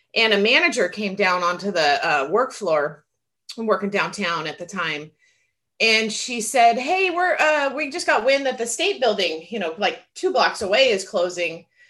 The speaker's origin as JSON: {"language": "English", "country": "United States", "said": "as an American"}